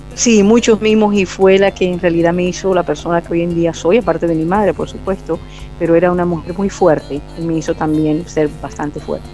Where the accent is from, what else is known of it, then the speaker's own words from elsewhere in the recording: Barranquilla, Atlántico, Colombia; Nací en Barranquilla, Colombia